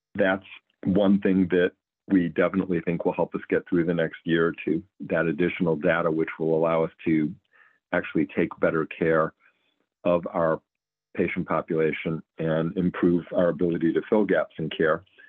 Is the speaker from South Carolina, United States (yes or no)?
no; Cleveland, Ohio, United States; moved away as an adult; also born or lived in Providence, Rhode Island / New Orleans, Louisiana / Los Angeles, California; Moved my family back to Cleveland, where I was born and raised about 15 years ago